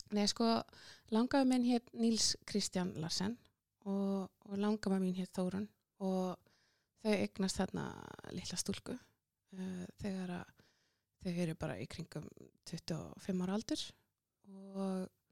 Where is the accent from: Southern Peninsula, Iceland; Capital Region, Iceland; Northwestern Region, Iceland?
Southern Peninsula, Iceland; Njarðvík; ég fætt á uppalinn í Njárvíkonum og gekk Já. í Njárvíkusskóla og, og, hérna, og var þar alla skólagönguna